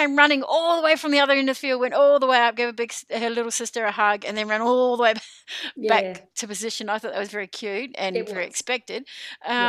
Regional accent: New Zealand; now in Goulburn, Australia; I'm a Kiwi

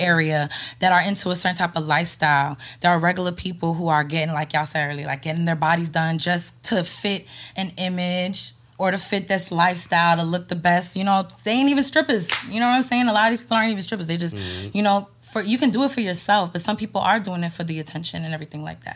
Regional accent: New York, United States; I'm from New York. I'm, I'm lived in New York my whole life

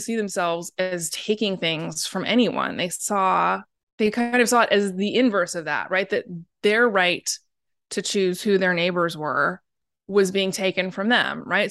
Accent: Portland, Oregon, United States; I'm from Portland

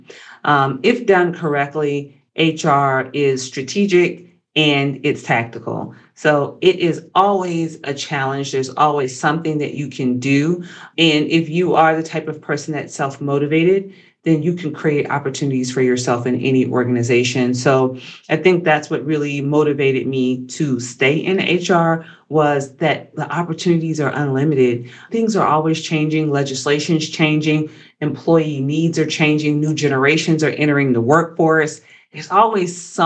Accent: Augusta, Georgia, United States; moved away as an adult; also born or lived in Atlanta, Georgia / Washington DC metro area; I'm from Georgia originally. I'm from Augusta, home of the Masters

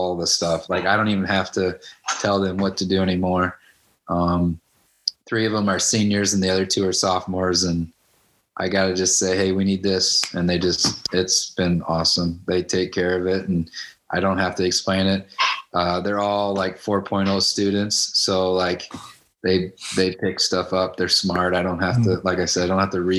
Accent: Manchester, Iowa, United States; moved away as an adult; also born or lived in West Delaware High School; now in Independence, United States; I'm from Manchester, so I'm literally half an hour from home.

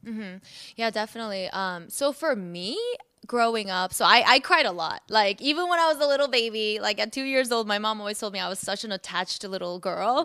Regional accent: South Korea; now in United States; I was born in Korea, so I was raised in, born and raised in, you know, Asia.

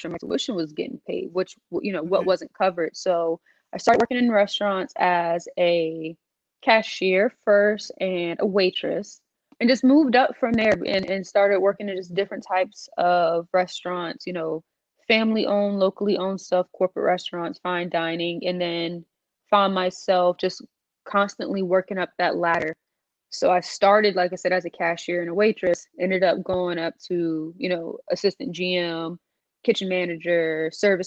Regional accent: North Charleston, South Carolina, United States; I'm from North Charleston, South Carolina

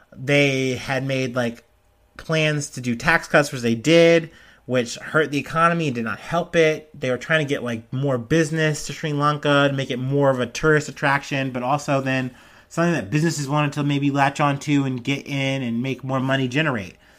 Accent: United States; as an American

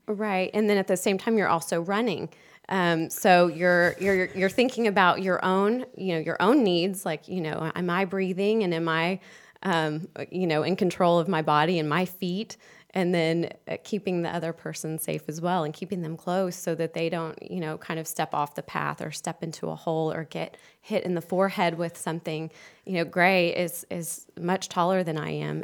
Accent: Houston, Texas, United States; moved away as an adult; now in Charlotte, United States; I'm from Houston, and I moved here a few years ago

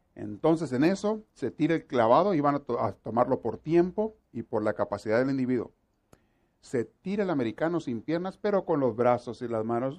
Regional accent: Mexico; somos los mexicanos

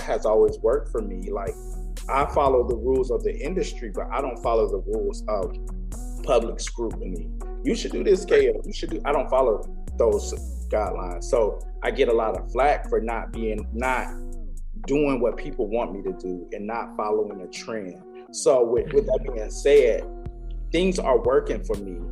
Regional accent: St. Petersburg, Florida, United States; also born or lived in Clearwater, Florida; We're both from St. Petersburg, Clearwater. St. Pete, Clearwater, for the same thing. I lived in St. Pete and born in St. Pete, lived in St. Pete, and I also lived in Clearwater.

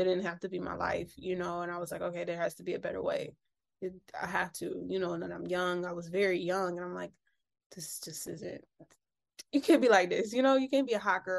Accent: Detroit, Michigan, United States; moved away as an adult; I'm actually from Detroit.

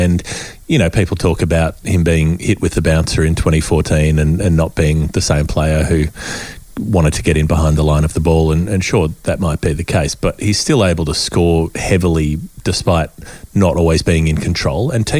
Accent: Australia; as an Australian

